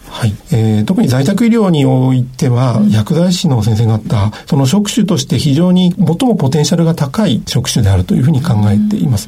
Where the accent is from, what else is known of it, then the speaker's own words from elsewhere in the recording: Hachinohe, Aomori, Japan; moved away as an adult; also born or lived in Hokkaido / Kansai; 家庭医として北海道や関西で診療して、2010年に地元に戻って開業したわけですけれども、まあ、八戸市も